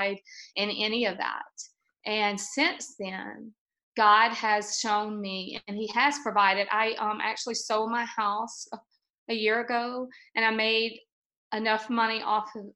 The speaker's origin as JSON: {"language": "English", "region": "Louisiana", "country": "United States", "said": "I'm from Louisiana"}